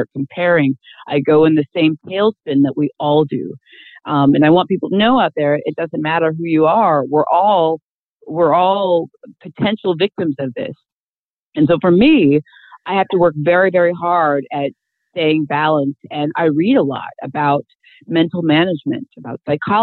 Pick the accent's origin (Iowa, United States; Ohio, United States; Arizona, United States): Iowa, United States; I grew up, I was born and raised in Iowa